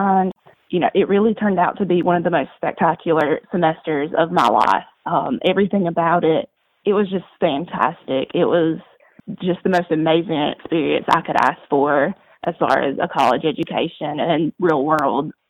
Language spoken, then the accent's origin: English; Douglas, Georgia, United States; I grew up in Douglas, Georgia, which is about 2 hours west of the Georgia coast